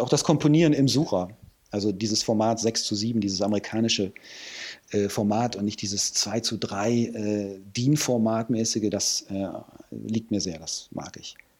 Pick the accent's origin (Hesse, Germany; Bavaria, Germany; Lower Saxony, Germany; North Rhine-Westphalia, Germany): North Rhine-Westphalia, Germany; Hürth; moved away as an adult; also born or lived in Cologne; now in Hamburg, Germany; in dem Vorort von Köln, wo, wo ich herkomme